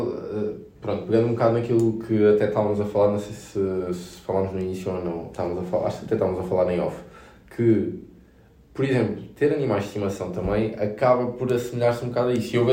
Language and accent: Portuguese; Beja, Alentejo, Portugal; eu tenho 25 anos e não me considero novo, mas houve muita malta em Beja, na minha terra natal